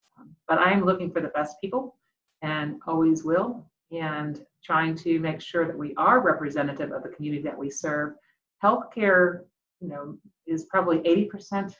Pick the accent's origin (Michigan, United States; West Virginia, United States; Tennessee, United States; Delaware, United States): West Virginia, United States; Huntington; now in Columbus, United States; I'm actually originally from Huntington, West Virginia